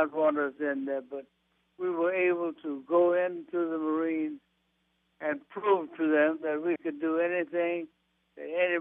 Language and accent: English; the South, United States; I was born and raised in the South